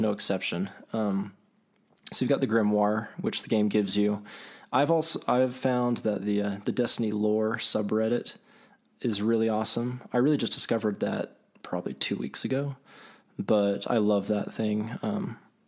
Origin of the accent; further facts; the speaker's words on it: Provo, Utah, United States; I'm from Utah, so Mountain West, Provo area